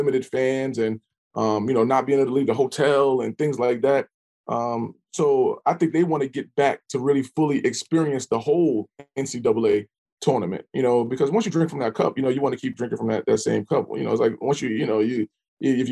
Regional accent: New York City, New York, United States; now in Norfolk, United States; I'm from New York City

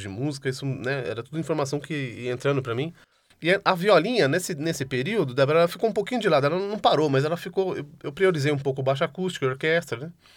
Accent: São Paulo, Brazil; meus, pa meus pais são, são do interior, eu já nasci aqui, né? Uhum. Sou toco velho caipira, sou um caipira disfarçado, assim, já, já nasci em São Paulo, minha irmã também

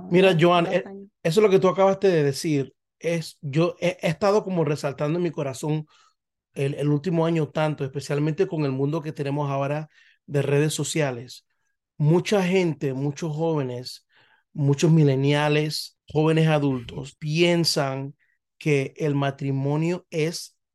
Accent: Panama; ella es puertorriqueña, yo soy panameño, vemos el mundo totalmente

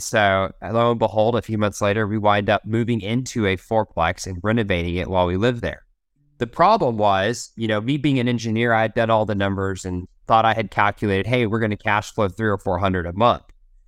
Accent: Oklahoma, United States; born there; So I was born in Oklahoma. I'm an Okie by birth, and we have an ice cream local to here called Brahms.

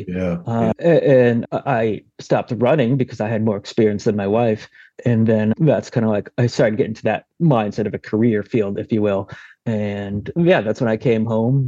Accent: South Portland, Maine, United States; Born right in South Portland, went to high school there, all my schools there

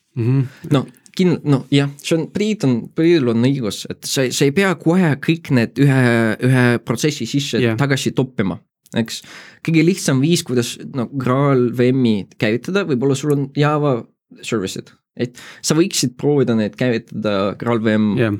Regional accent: Tartu, Tartu County, Estonia; mina olen Tartust

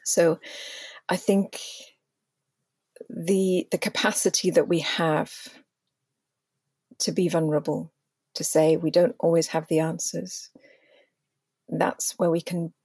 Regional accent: Wales, United Kingdom; being Welsh, in the true sense of the word, yes, I'm Indigenous to Wales

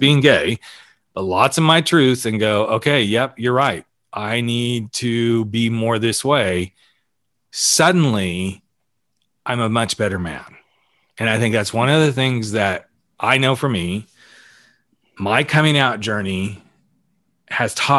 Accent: the South, United States; moved away; I grew up in the South. So I wasn't out when I was in the South

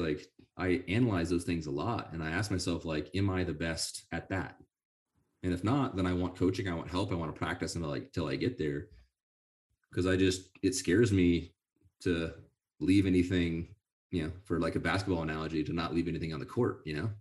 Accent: Sonora, California, United States; I grew up in Sonora, in the University of Yosemite

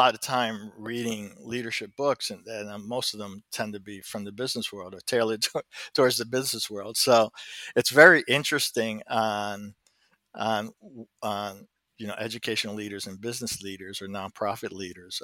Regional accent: Elizabeth, New Jersey, United States; my career largely started back in my hometown in Elizabeth.

